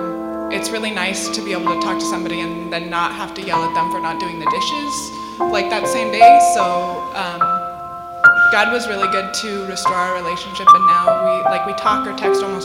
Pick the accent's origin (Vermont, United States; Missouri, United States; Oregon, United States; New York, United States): Oregon, United States; moved away as an adult; now in Grand Rapids, United States; I came to Calvin, and I'm from Oregon, so it's a ways